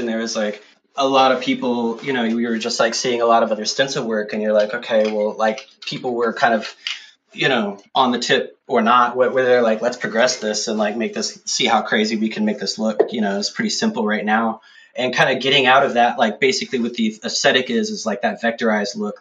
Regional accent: Austin, Texas, United States; also born or lived in San Marcos; I'm from Austin originally

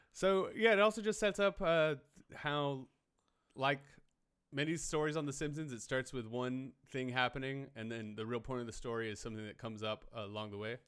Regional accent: Hartsville, South Carolina, United States; moved away; I grew up in Hartsville, South Carolina, but I just went back for the holidays

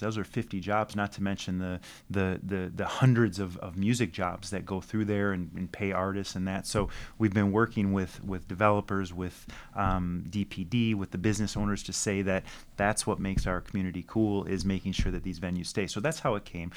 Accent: Detroit, Michigan, United States; also born or lived in Farmington Hills; I grew up on Schaefer and Finkel on the west side of Detroit

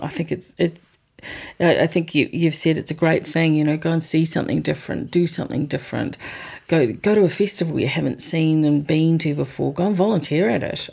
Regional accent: New Zealand; as a New Zealander

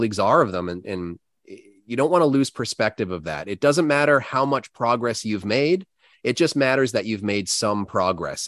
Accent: United States; an American piercer who really doesn't have very much culture and history compared to a lot of other countries

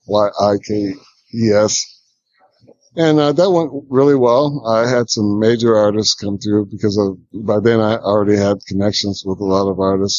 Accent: Toledo, Ohio, United States; also born or lived in Vancouver / New York; now in Atlanta, United States; Toledo, Ohio, my hometown

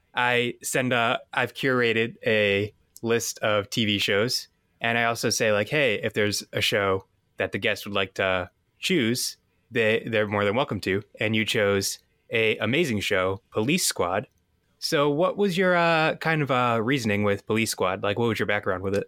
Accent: Massachusetts, United States; I'm from Massachusetts

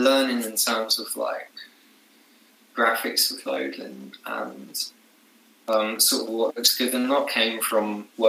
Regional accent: Brighton, South East England, United Kingdom; moved away as an adult; now in Isle of Wight, United Kingdom; So, I was born in Brighton, which I said is like a little London by the sea.

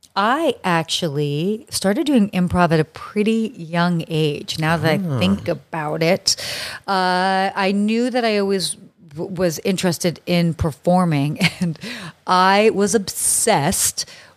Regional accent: Saudi Arabia; Well, I grew up in Saudi Arabia, and I'm sure we'll get into, you know, as one does casually grow up in Saudi Arabia.

